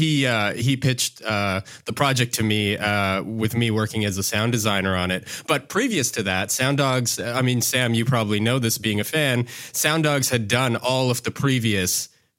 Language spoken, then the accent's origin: English; Yellowknife, Northwest Territories, Canada; So for me, I grew up in Yellowknife, of all places, Yellowknife Northwest Territories, which is pretty far north in Canada, for those who don't know.